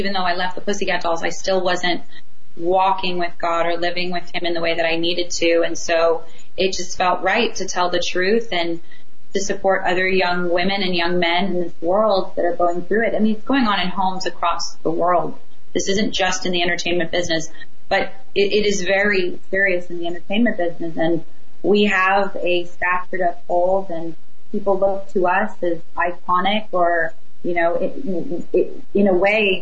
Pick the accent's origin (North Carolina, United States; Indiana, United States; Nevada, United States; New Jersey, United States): Nevada, United States; Las Vegas; Vegas is my hometown. So that's my hometown. That's where I was raised. Majority of my life, and from I was about 6 years old, we moved there